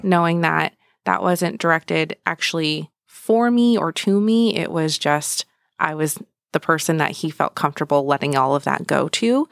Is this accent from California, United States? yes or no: yes; San Francisco Bay Area, California, United States; moved away as an adult; now in Gilbert, United States; we grew up in the San Francisco Bay Area